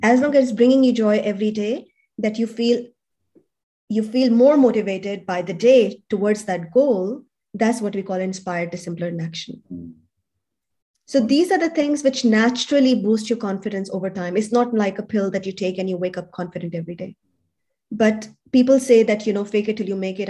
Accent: Pakistan; moved away as an adult; also born or lived in Europe; now in Sydney, Australia; I come from Pakistan

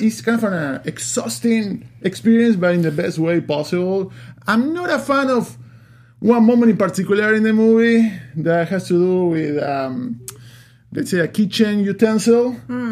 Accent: Uruguay; moved away; I'm from Uruguay, South America

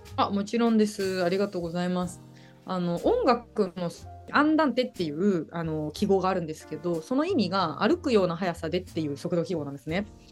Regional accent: Uji, Kyoto, Japan; now in Sendai, Japan; もともと出身はですね京都の宇治市

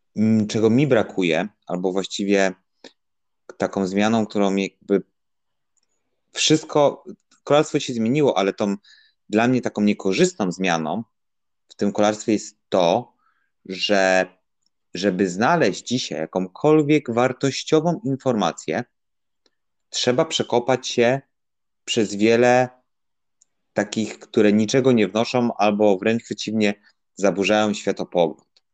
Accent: Łódź Voivodeship, Poland; w województwie łódzkim, skąd pochodzę

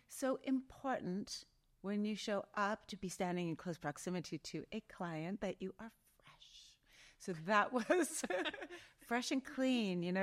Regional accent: Outlook, Saskatchewan, Canada; moved away; I grew up in, I was born in Saskatchewan in a little town called Outlook.

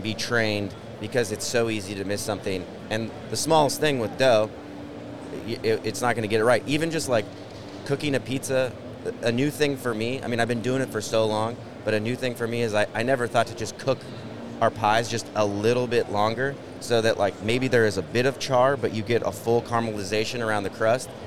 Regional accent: Shoreline, Washington, United States; I was raised in Shoreline, just right next door

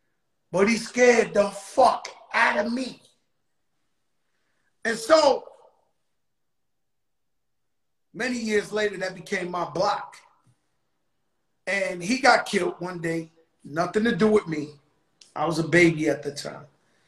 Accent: Bronx, New York, United States; You know, I was born in Bronx, Lebanon Hospital on Fulton Street. Across the street from where Larry Davis got into all that mess. Started from nothing. Me personally, proud of where I come from.

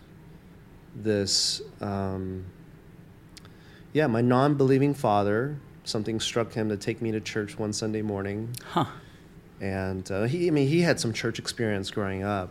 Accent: Atlanta, Georgia, United States; born or raised there; moved away as an adult; also born or lived in Taiwan; now in New York, United States

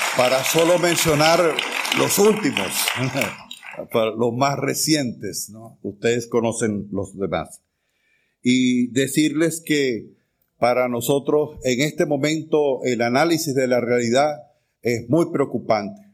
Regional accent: Venezuela; Yo soy venezolano

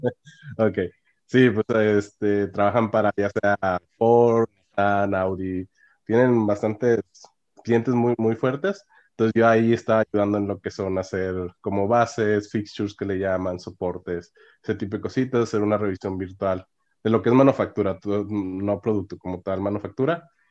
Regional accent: Monclova, Coahuila, Mexico; moved away as an adult; also born or lived in Oaxaca / Monterrey, Nuevo León; now in Canada; soy de Oaxaca, pero me crecí en el norte, en Monclova, Coahuila

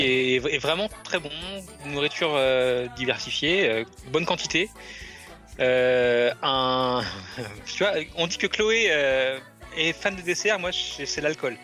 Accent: France; le Rainforest Café qu'on a chez nous à Disneyland Paris

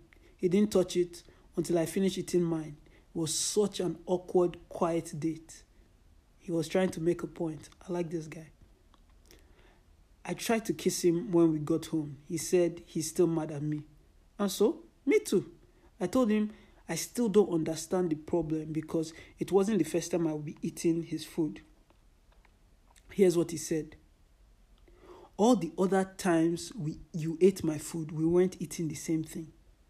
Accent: Nigeria; But I'm Nigerian, Yoruba, It is inconceivable to assume I can survive long without pepper or Nigerian food.

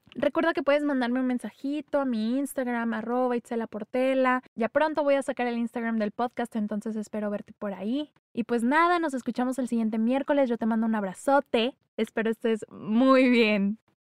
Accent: northern Mexico, Mexico; accent: norteño; se me salió mucho el acento norteño.

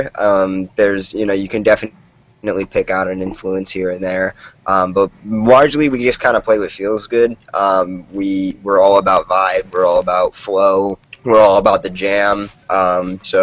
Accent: Connecticut, United States; We're from Connecticut

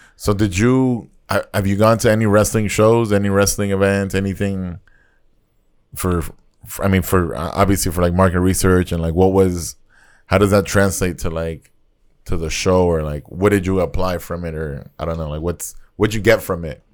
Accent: Nicaragua; I grew up in Nicaragua

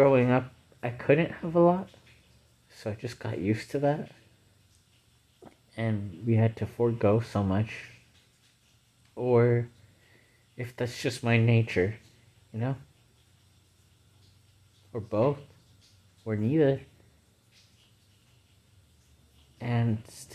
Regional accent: United States; I'm an American

